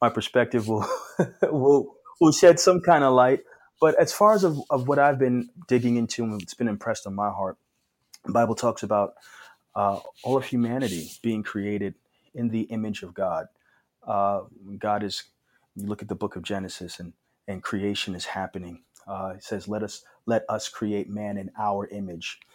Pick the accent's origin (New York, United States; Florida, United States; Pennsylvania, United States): New York, United States; New York City; moved away as an adult; now in Phoenix, United States; I grew up in New York City, and past 3 years I've been out here in Phoenix, Arizona